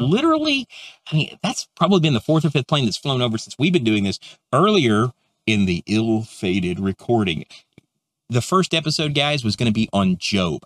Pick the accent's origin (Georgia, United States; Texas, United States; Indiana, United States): Texas, United States; where I'm from Texas